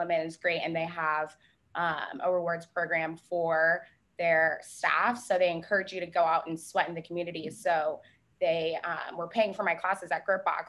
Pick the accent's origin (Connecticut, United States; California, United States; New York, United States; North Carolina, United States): North Carolina, United States; Charlotte; moved away as an adult; now in Charleston, United States; I was actually born here. There's a few of us left, but I grew up in Charlotte, North Carolina